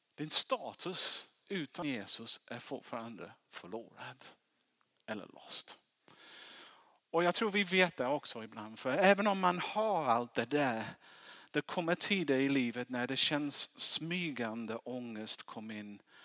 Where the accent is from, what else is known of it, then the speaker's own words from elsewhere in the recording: England, United Kingdom; Swedish is a second language; now in Sweden; jag är engelsman, därför, därför jag låter lite konstigt